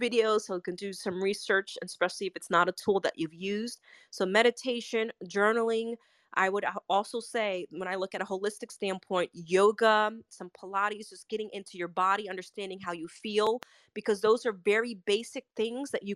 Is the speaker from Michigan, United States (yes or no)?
no; New York, United States; I'm a New Yorker